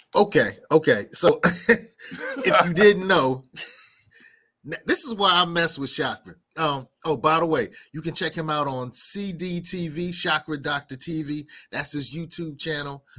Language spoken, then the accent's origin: English; New York City, New York, United States; I'm from Brooklyn